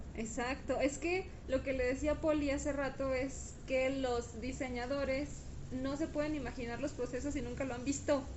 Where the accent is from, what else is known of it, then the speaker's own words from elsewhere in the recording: Guadalajara, Jalisco, Mexico; Nosotros somos de Guadalajara